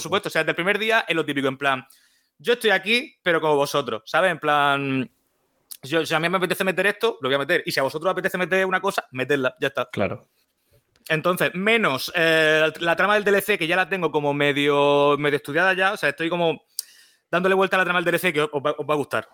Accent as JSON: {"language": "Spanish", "town": "Murcia", "region": "Region of Murcia", "country": "Spain", "said": "soy de Murcia"}